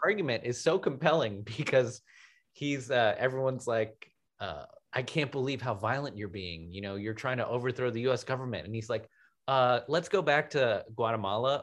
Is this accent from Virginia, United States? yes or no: no; Washington, District of Columbia, United States; being from Washington, D C, which is like primarily a black city when I was growing up there